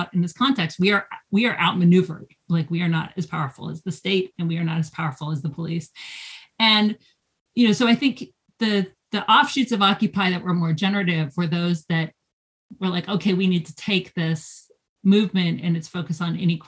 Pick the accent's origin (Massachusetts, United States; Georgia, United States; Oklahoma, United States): Georgia, United States; Athens; I'm from Athens, Georgia